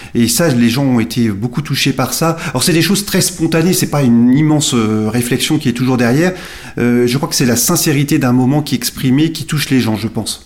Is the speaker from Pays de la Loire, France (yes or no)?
yes; Nantes, Pays de la Loire, France; moved away as an adult; now in Somme, France; Je suis natif de Nantes où j'ai vécu jusqu'à mes 29 euh, ans